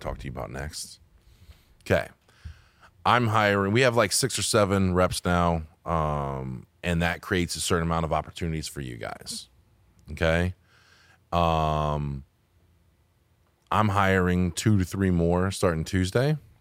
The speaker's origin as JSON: {"language": "English", "country": "United States", "said": "I'm American"}